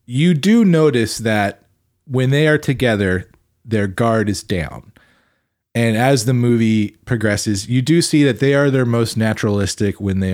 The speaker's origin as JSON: {"language": "English", "region": "Arkansas", "country": "United States", "said": "Hey, I'm from Arkansas"}